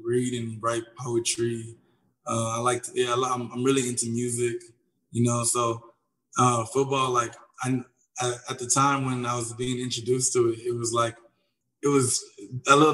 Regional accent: Houston, Texas, United States; also born or lived in Gainesville, Florida; I was born in Gainesville, Florida. And then I ended up moving to Houston. I grew up in Houston

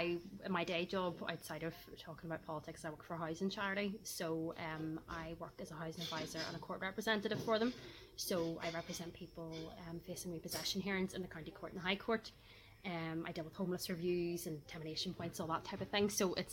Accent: Belfast, Northern Ireland, United Kingdom; I'm from a Protestant Unionist family. I'm a Unionist myself. I'm from East Belfast. Lived in East Belfast all my life. Now currently living in South Belfast with my partner. I'm hoping to move back to the East because I miss it terribly.

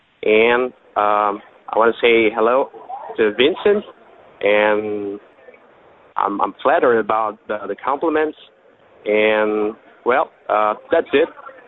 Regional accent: Brazil; English is a second language; moved away; sorry for my bad English, you know. I came from Brazil, and I'm still trying to improve it.

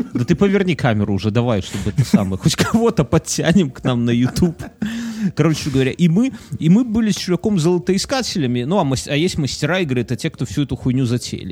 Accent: Belarus; мы как белорусы, например, как люди, живущие здесь

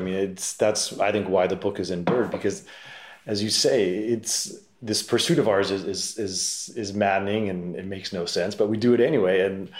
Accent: Salinas, California, United States; as a fellow Salinas person, I know it's not the most open-minded place. You know, it's an ag town. It's a little conservative.

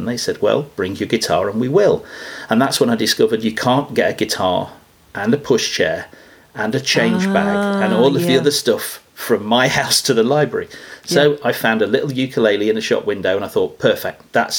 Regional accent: United Kingdom; I'm from the United Kingdom and I'm a professional ukulele player.

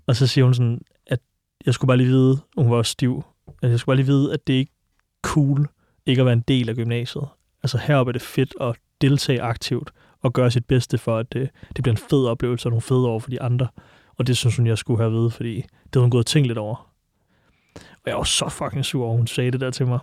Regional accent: Silkeborg, Central Denmark Region, Denmark; now in Copenhagen, Denmark; Jeg voksede op i Silkeborg

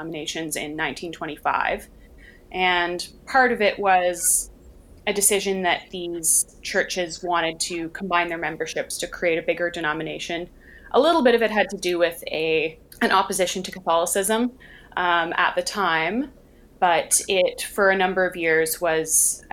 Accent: Victoria, British Columbia, Canada; Church that I grew up in out in Victoria

